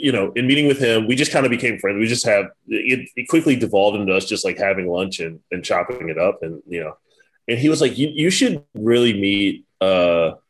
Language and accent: English; Richmond, Virginia, United States; Growing up in Richmond, Virginia